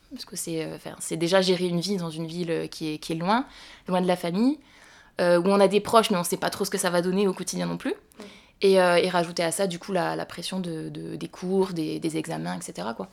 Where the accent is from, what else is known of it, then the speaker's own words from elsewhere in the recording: Montauban, Occitania, France; je suis née et j'ai grandi à Montauban